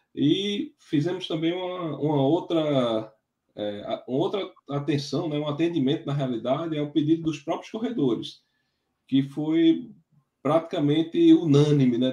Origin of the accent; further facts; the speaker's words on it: Triunfo, Pernambuco, Brazil; a minha terra, com o Triunfo